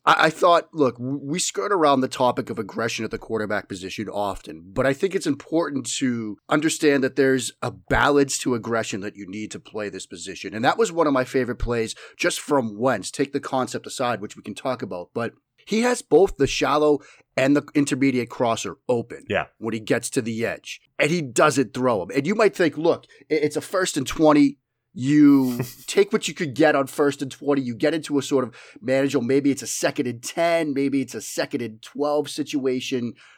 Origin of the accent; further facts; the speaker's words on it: Boston, Massachusetts, United States; accent: Boston; my flagrant Boston accent